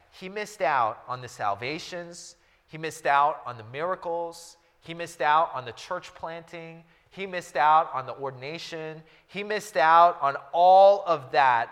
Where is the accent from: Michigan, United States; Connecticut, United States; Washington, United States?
Washington, United States; Seattle; now in Los Angeles, United States; I'm from Seattle